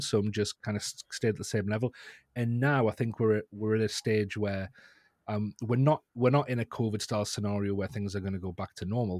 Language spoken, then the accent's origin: English; North East England, United Kingdom; accent: northeast England; at a group of colleges in the northeast of England. You can probably tell by my accent there.